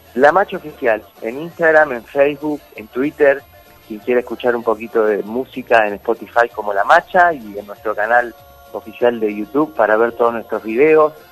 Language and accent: Spanish; Santa Fe, Argentina; moved away as an adult; now in Buenos Aires, Argentina; Yo soy de Santa Fe